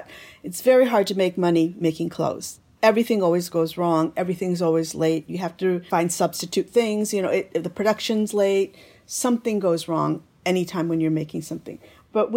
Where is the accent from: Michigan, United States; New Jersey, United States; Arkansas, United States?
Michigan, United States; moved away as an adult; also born or lived in Italy / Japan; I was brought up in Michigan.